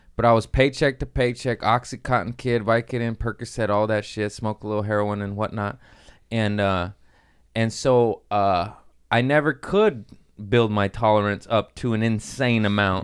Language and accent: English; California, United States; born or raised there